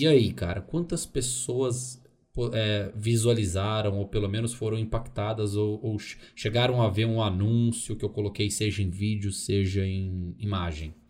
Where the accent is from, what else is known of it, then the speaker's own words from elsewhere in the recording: Dores do Indaiá, Minas Gerais, Brazil; also born or lived in Belo Horizonte; eu sou de BH, mas eu morei a maior parte da minha vida em Dores do Indaiá.